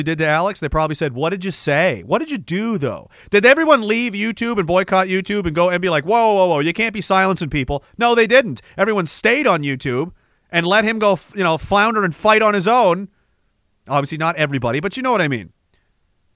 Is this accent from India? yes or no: no; Eastern Canada, Canada; moved away; also born or lived in Saskatchewan; I'm from Eastern Canada, obviously. That should be clear from listening to my terrible voice.